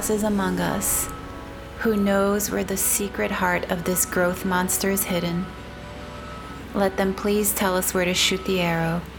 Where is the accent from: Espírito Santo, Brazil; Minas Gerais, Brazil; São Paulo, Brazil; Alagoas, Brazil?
São Paulo, Brazil; moved away as an adult; now in Portland, United States; I'm from I'm from Brazil. I immigrated Brazil. Oh, yeah. 15 years ago. Yeah, What part? São Paulo.